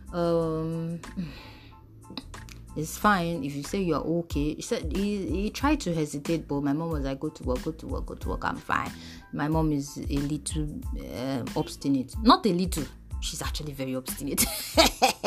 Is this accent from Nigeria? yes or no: yes; Mushin, Lagos, Nigeria; I was born in Mushin local government area